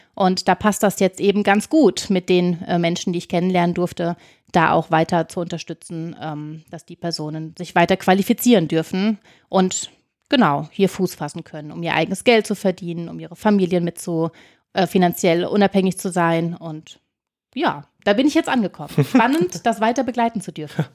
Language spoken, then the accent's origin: German; Rhineland, Germany; moved away as an adult; now in Oestrich-Winkel, Germany; Als gebürtige Rheinländerin